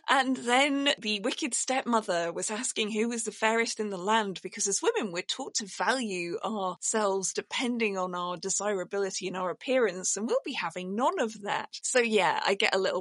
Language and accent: English; Yorkshire and the Humber, United Kingdom; I grew up in Yorkshire and I actually legitimately hated it